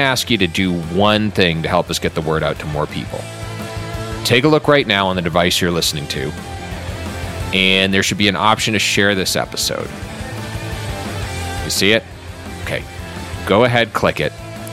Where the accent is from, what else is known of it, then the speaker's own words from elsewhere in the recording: Dedham, Massachusetts, United States; My hometown of Dedham, Massachusetts